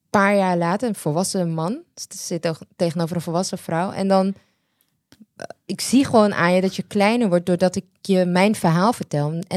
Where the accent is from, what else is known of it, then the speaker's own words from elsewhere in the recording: Netherlands; ik ben in Nederland